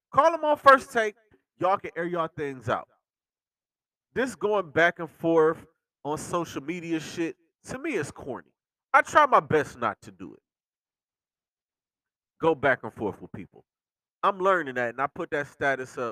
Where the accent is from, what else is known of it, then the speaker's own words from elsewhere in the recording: Cleveland, Ohio, United States; my hometown team's history